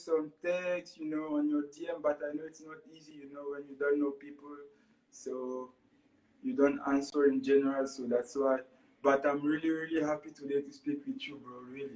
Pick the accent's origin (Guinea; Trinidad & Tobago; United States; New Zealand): Guinea; moved away; also born or lived in Montreal, Canada; I come from Guinea-Conakry